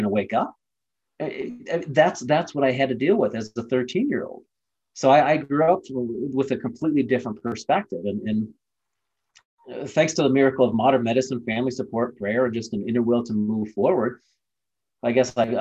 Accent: Ohio, United States; I was born and raised in Ohio. It was just a normal Midwest kid

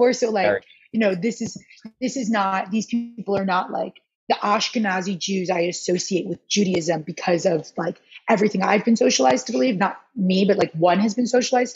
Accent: Rochester, New York, United States; I grew up in Rochester, but I didn't grow up in the more Jewish part of town

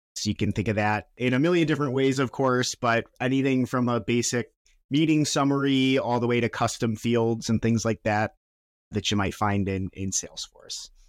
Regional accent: Chicago, Illinois, United States; we're from Chicago and we were, we launched in Chicago

